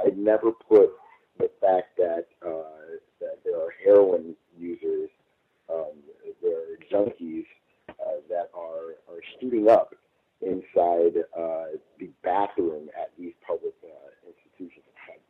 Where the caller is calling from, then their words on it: Los Angeles, California, United States; I'm calling in from Los Angeles.